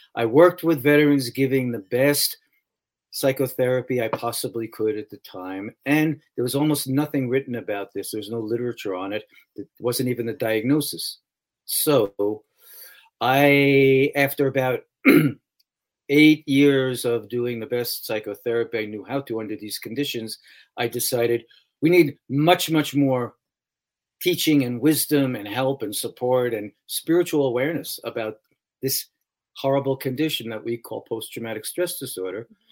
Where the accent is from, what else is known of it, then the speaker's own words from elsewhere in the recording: New York City, New York, United States; I grew up in New York City